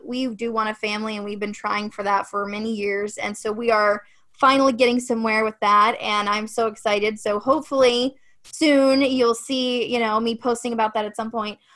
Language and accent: English; Ohio, United States; moved away; I'm from Ohio originally, so Midwest is kind of my thing